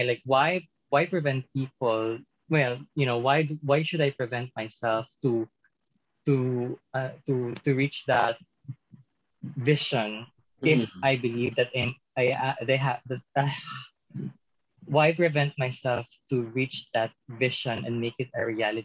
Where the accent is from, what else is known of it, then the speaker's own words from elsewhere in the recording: a small city in South Cotabato, Soccsksargen, Philippines; moved away; I came from like a very small city in the south of Cotabato province of the Philippines